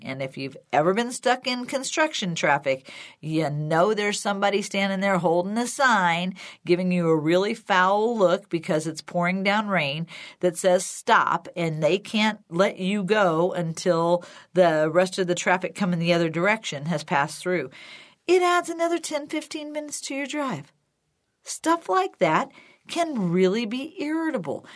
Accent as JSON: {"language": "English", "region": "Illinois", "country": "United States", "tie": "born or raised there", "moved": "yes", "lives_now": "Colorado, United States", "said": "where I used to live, where I grew up in Illinois"}